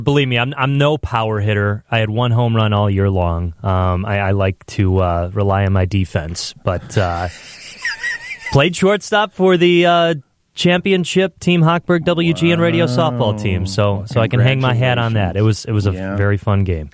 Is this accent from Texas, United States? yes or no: no; Chicago, Illinois, United States; growing up on the South Side